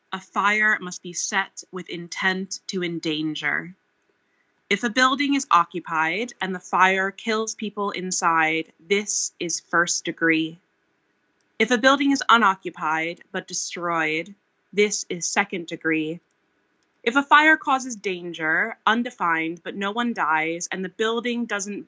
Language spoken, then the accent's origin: English; Eastern Pennsylvania, United States; now in Wales, United Kingdom; growing up in Eastern Pennsylvania